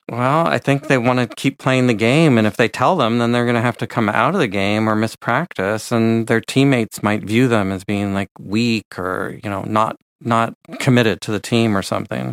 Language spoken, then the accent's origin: English; San Francisco Bay Area, California, United States; I grew up in the San Francisco Bay Area